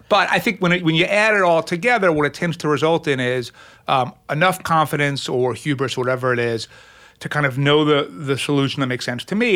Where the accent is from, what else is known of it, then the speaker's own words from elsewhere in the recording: Lawrence, New York, United States; also born or lived in Brooklyn, New York; I grew up in, in Brooklyn and then on Long Island